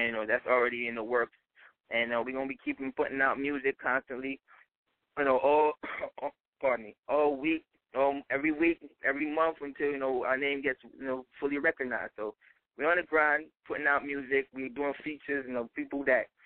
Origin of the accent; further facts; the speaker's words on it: New York City, New York, United States; I'm from Brooklyn